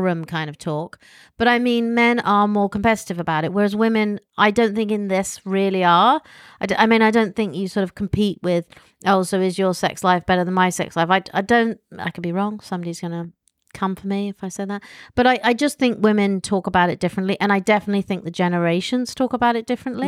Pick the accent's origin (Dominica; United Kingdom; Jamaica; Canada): United Kingdom; accent: posh; I'm British, and I have my silly posh accent